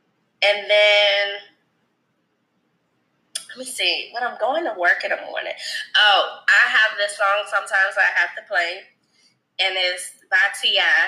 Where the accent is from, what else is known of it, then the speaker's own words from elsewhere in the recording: Savannah, Georgia, United States; I'm from Savannah.